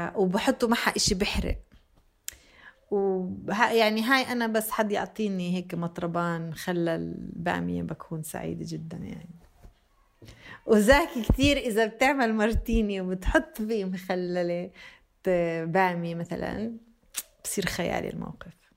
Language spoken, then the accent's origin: Arabic; Bethlehem, West Bank, Palestine; moved away; also born or lived in Jenin; منطقة بيت لحم وين انا تربيت